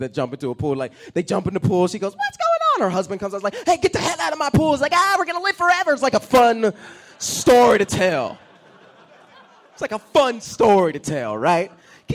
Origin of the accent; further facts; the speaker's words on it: Atlanta, Georgia, United States; I'm from Atlanta